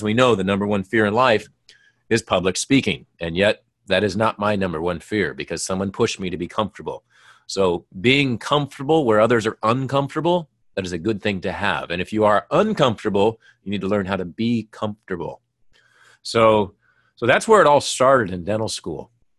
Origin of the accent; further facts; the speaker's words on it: Minnesota, United States; Well, I grew up in Minnesota.